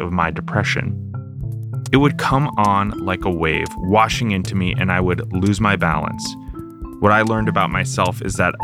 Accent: Short Hills, New Jersey, United States; Growing up in Short Hills, New Jersey

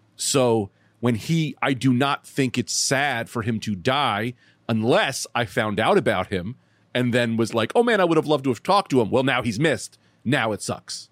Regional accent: Bloomfield, New Jersey, United States; I'm from Bloomfield.

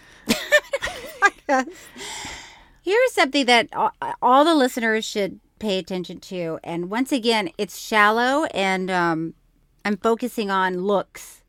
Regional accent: Florida, United States; I grew up with, in Florida

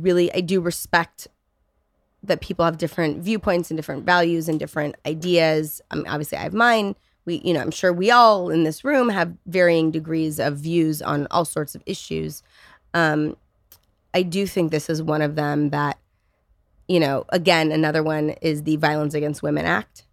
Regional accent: California, United States; I'm, I'm from California, right? I'm, I'm one of those born and raised snowflake liberals

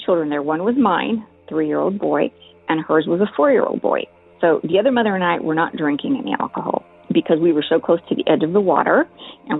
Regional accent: El Paso, Texas, United States; I was born and raised in El Paso, Texas

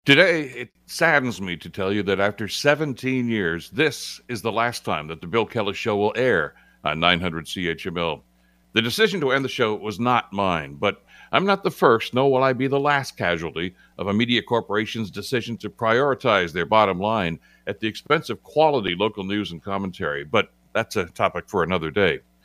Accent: Hamilton, Ontario, Canada; born and raised in Hamilton

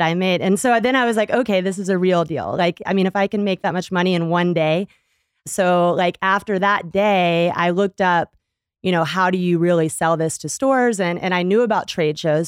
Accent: Texas, United States; I grew up in Texas

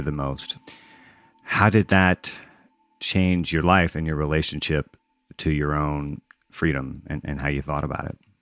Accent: Gulf Coast, United States; also born or lived in Mississippi / Louisiana; I grew up on the Gulf Coast in Mississippi and Louisiana, and I was here when Katrina struck

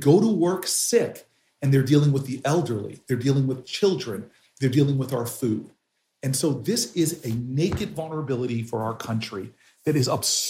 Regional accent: United States

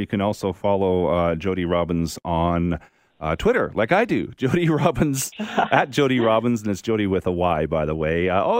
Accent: Saskatoon, Saskatchewan, Canada; moved away; I'm from Saskatchewan.

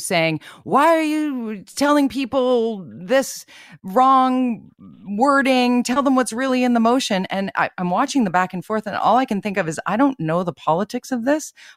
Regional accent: Vancouver, British Columbia, Canada; I'm born and raised in Vancouver, but my family lives out in Tawasin

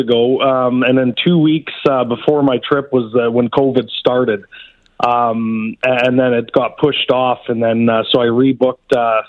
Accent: just outside of Calgary, Alberta, Canada; also born or lived in Redcliff, Alberta; born just outside of Calgary, and I live in Red Cliff, Alberta, a small town out there.

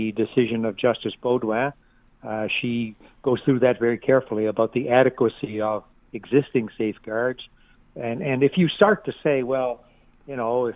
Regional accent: Halifax, Nova Scotia, Canada; I come from Halifax

